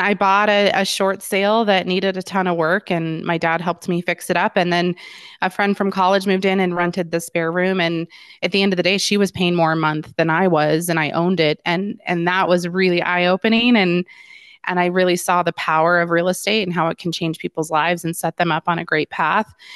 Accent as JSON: {"language": "English", "town": "Littleton", "region": "Colorado", "country": "United States", "tie": "born or raised there", "said": "I was born and raised in Littleton, uh, and still live in Littleton, which is a suburb of Denver"}